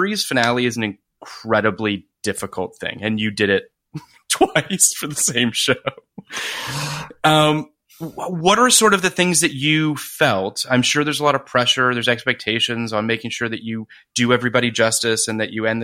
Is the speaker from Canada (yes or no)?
yes; Canada; I am Canadian like Scott Speedman